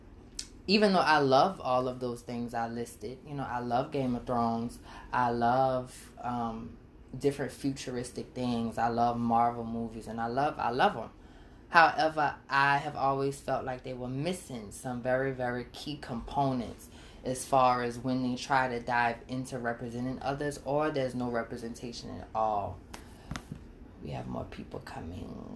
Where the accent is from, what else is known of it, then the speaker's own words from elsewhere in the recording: New Orleans, Louisiana, United States; I'm from New Orleans, Louisiana, specifically the Seventh Ward. And I take a lot of pride in who I am and where I come from